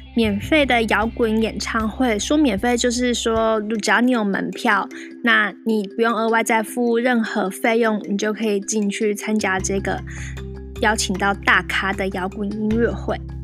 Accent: Taiwan; 而身为中国人、台湾人

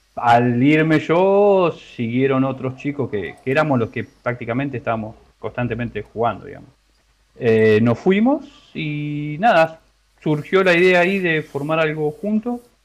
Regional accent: La Matanza, Buenos Aires Province, Argentina; de Buenos Aires, de Buenos Aires, de La Matanza.

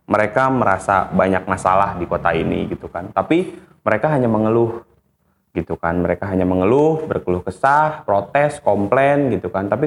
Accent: Bogor, West Java, Indonesia; karena gue lahir dan besar di Bogor gue merasa gue punya utang sama kota ini

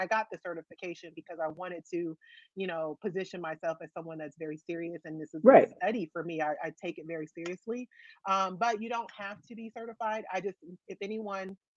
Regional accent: Los Angeles, California, United States; It is my hometown

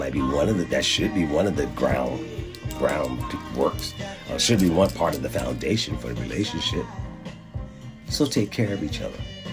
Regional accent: Philadelphia, Pennsylvania, United States; Growing up in Philadelphia, I learned to compartmentalize before I knew what I was doing

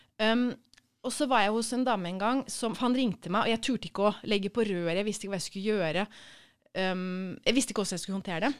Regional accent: Sarpsborg, Østfold, Norway; moved away as an adult; also born or lived in Trondheim / Copenhagen; jeg er født i Sarpsborg

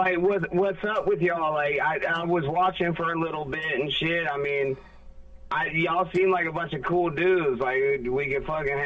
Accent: Florida, United States; I'm from Florida

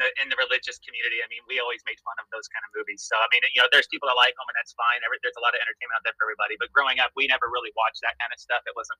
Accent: Indiana, United States; also born or lived in Missouri, United States; now in Washington, United States; Well, I grew up in the Midwest. I was born in Missouri, grew up in Indiana, went to high school there, and then left, went to college

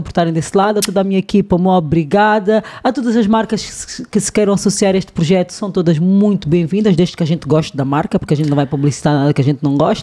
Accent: Angola

